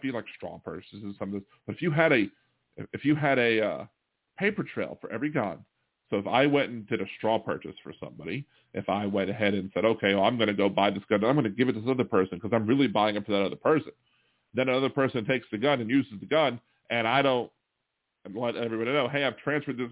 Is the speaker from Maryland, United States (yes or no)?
yes; Baltimore, Maryland, United States; now in New Orleans, United States; My hometown, Baltimore, Maryland